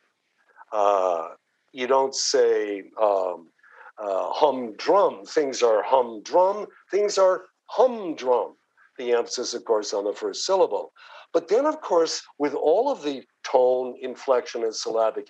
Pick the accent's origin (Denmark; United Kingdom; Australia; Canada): Canada; accent: Canadian; moved away as an adult; also born or lived in Toronto / New York City; now in United States; I grew up in the streets of Canada and I learned English from a Canadian perspective